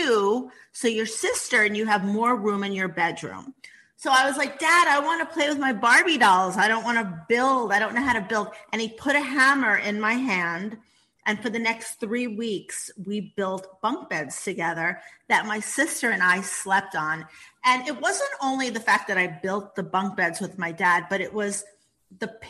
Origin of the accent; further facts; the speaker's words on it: New York City, New York, United States; I grew up in the Bronx, as you said, in a small 2-bedroom apartment